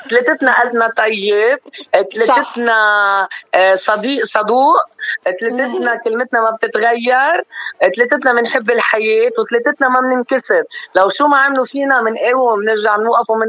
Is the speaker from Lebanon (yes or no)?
yes; Lebanon; ليش انا بهالعمر بدي احمل حالي واجي روح واترك بلدي وشارعي وضيعتي وامي واهلي وناسي